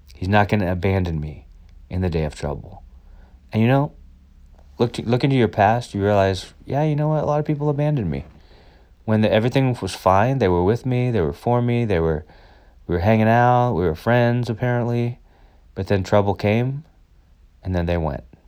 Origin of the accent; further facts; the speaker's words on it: United States; I'm white and I'm American